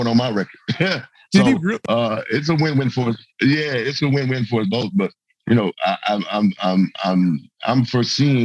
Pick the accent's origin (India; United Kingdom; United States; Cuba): United States; Memphis, Tennessee; my hometown in Memphis.